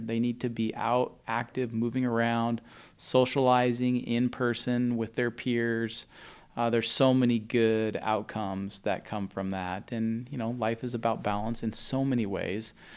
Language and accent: English; Spokane, Washington, United States; I grew up in Spokane